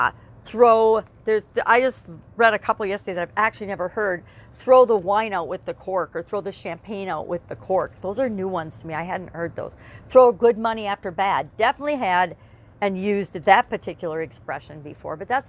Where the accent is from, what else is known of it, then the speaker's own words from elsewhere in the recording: Wisconsin, United States; I'm from Wisconsin. We're big on cheese